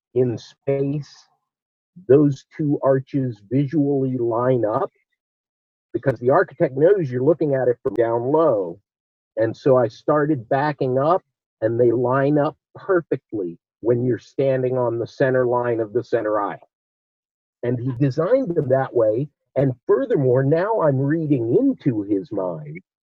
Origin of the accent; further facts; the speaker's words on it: Olney, Maryland, United States; also born or lived in Washington, D.C.; I was born in Washington, D.C., but I'm from Olney, Maryland